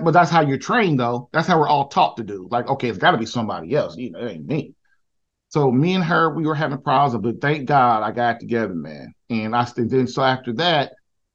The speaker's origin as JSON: {"language": "English", "town": "Indianapolis", "region": "Indiana", "country": "United States", "moved": "as an adult", "said": "I'm from Indianapolis, Indiana."}